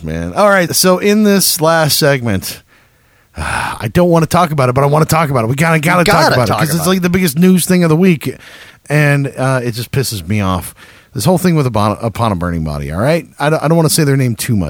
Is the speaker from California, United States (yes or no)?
no; San Antonio, Texas, United States; now in Austin, United States; I grew up right outside of San Antonio